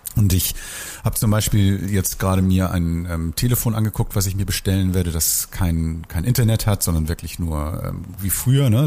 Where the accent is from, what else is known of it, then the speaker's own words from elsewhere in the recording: Hamburg, Germany; ich bin früher mal in Bahrenfeld aufgewachsen